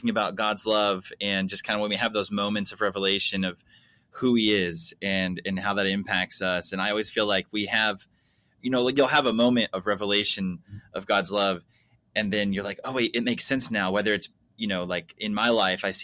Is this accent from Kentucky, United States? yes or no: yes; Kentucky, United States; Hey, listen, we're from Kentucky. I get that southern uh, Pentecostal church.